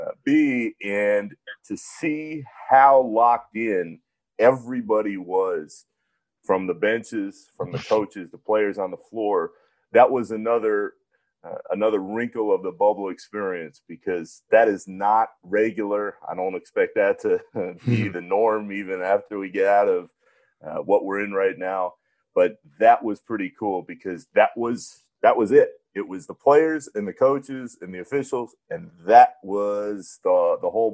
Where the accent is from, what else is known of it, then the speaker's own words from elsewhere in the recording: Orlando, Florida, United States; moved away; my hometown, to drive 25 minutes from the house I grew up